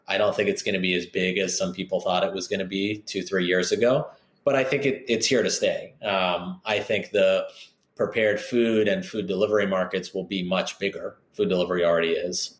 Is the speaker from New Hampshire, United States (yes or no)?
no; Southern California, United States; moved away as an adult; now in Chicago, United States; I'm originally from Southern California